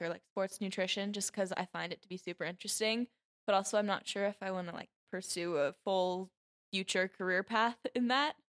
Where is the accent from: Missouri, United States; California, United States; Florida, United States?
California, United States; Ventura; from Ventura, California